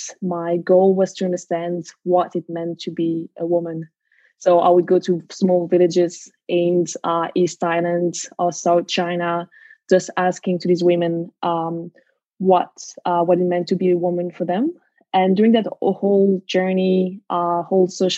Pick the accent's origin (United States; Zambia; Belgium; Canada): Belgium; Brussels, Brussels-Capital Region; moved away as an adult; now in Sydney, Australia; I'm originally from Brussels in Belgium